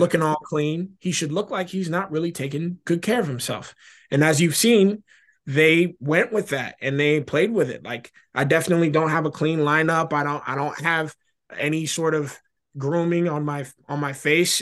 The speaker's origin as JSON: {"language": "English", "region": "Florida", "country": "United States", "said": "I'm from Florida"}